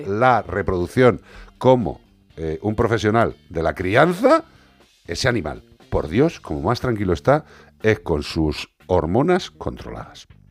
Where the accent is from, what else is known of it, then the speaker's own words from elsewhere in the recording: Galicia, Spain; en mi tierra